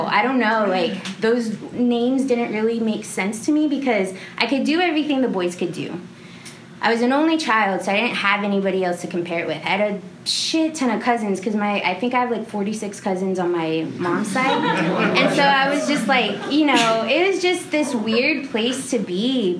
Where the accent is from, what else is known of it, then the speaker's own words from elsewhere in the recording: San Antonio, Texas, United States; growing up in San Antonio or South Texas